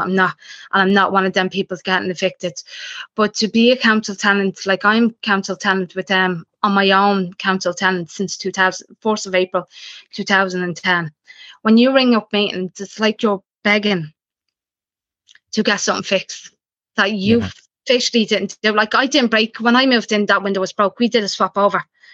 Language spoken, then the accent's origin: English; Dublin, Leinster, Ireland; I came from Dolphins Barn